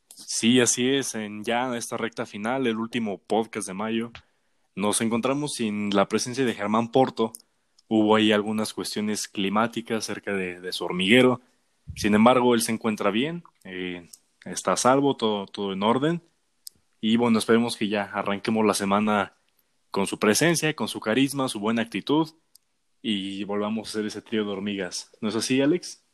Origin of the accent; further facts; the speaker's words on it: Mexico; somos mexicanos